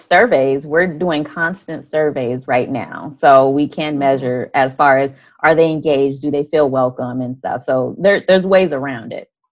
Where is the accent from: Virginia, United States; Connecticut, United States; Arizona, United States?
Arizona, United States; I'm from Arizona